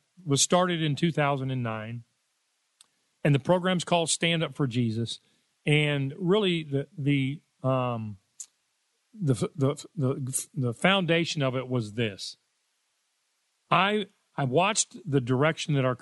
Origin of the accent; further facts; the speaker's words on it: Richardson, Texas, United States; I grew up in Richardson, Texas.